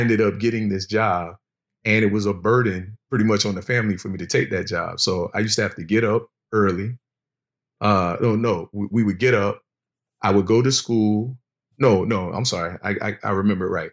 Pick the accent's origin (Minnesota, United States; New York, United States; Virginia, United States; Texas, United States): Virginia, United States; Virginia Beach; I'm originally from Virginia Beach, Virginia